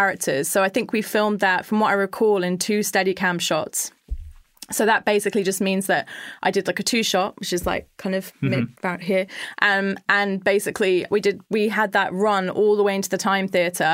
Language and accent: English; London, United Kingdom; we're all like from London